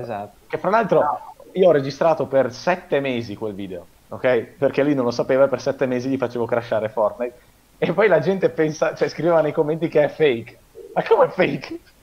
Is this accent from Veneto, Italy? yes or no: yes; Veneto, Italy; also born or lived in Parma, Italy; abito in Veneto da quando sono piccolo praticamente, però io sono nato a Parma